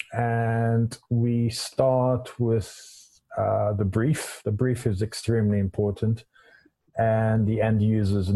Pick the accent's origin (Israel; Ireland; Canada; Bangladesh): Israel; moved away as an adult; now in London, United Kingdom; I'm originally from Israel. I came to London in 93